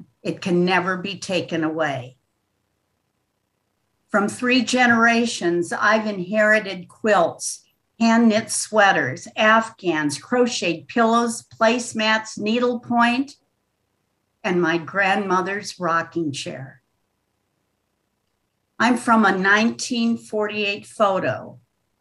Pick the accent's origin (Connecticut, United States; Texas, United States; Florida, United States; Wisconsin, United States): Wisconsin, United States; River Falls; moved away; I'm from River Falls, where the trout-filled Kinnikinick River flows into the St. Croix